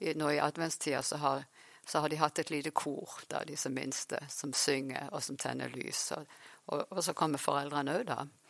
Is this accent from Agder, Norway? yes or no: yes; Farsund, Agder, Norway; also born or lived in Vanse / Oslo / Sandnes / Uppsala; jeg har vokst opp faktisk her i Farsund, så nå er jeg tilbake igjen i Farsund.